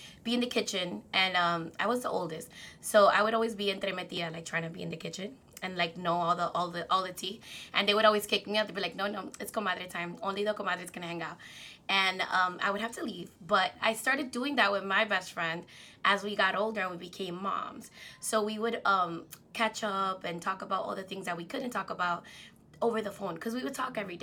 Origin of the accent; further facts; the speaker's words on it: New York City, New York, United States; also born or lived in Dominican Republic; Dominicana from the Heights